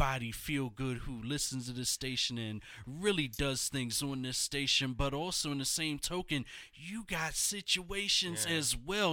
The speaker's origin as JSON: {"language": "English", "town": "Philadelphia", "region": "Pennsylvania", "country": "United States", "tie": "born or raised there", "said": "Also a hip-hop recording artist from my hometown."}